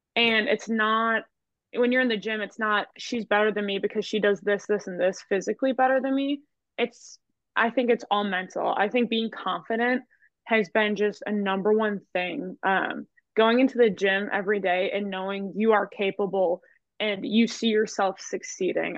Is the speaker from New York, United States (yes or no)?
no; Kimberly, Wisconsin, United States; moved away as an adult; now in Arkansas, United States; I grew up in Wisconsin. I went to Kimberly